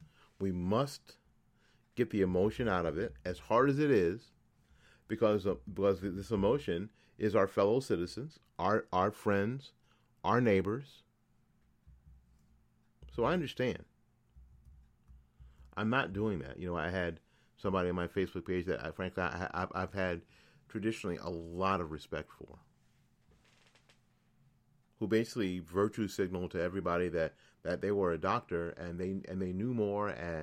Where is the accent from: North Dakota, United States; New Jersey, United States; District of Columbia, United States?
New Jersey, United States; So far, a lot better than my home state of New Jersey.